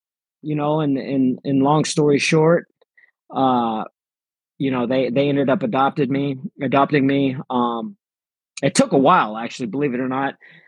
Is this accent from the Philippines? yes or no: yes; Philippines; born there; So I was born in the Philippines. I was adopted at 7 days old.